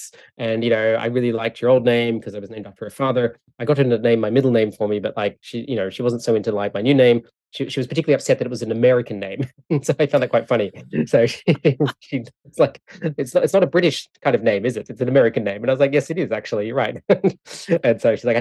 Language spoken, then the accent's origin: English; Australia; now in Canada; I live in Canada, but I'm from Australia.